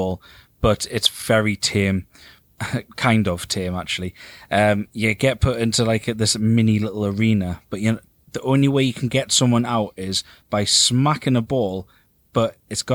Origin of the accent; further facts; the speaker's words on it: England, United Kingdom; because we're English